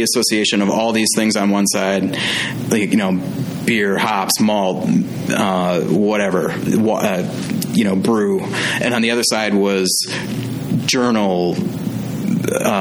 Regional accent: Green Bay, Wisconsin, United States; moved away as an adult; now in Madison, United States; I went back to my hometown of Green Bay

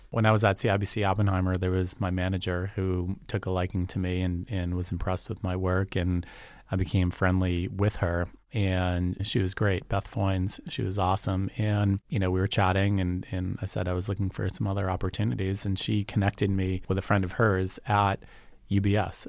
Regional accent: Yarmouth, Massachusetts, United States; also born or lived in Boston, Massachusetts; I grew up in Yarmouth

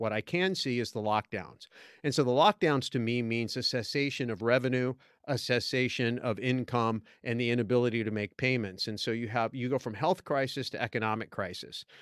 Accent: California, United States; moved away as an adult; I was accidentally born in California

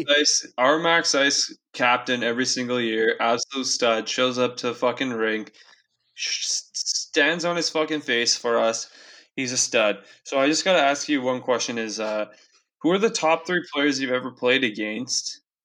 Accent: Castlegar, British Columbia, Canada; growing up in Castlegar, being a good baseball player

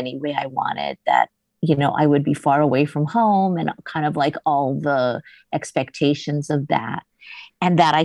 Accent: Hawaii, United States; when I was growing up in Hawaii

